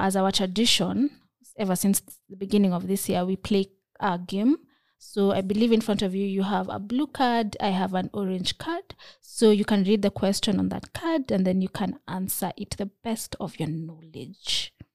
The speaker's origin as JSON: {"language": "English", "country": "Kenya", "said": "as a Kenyan"}